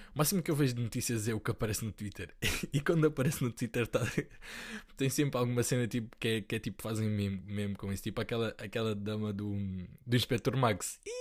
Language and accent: Portuguese; Portugal; eu nasci aqui